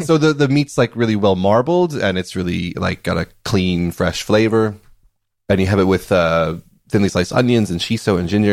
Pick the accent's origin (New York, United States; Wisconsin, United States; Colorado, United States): Wisconsin, United States; we have this Danish thing in my hometown called Kringle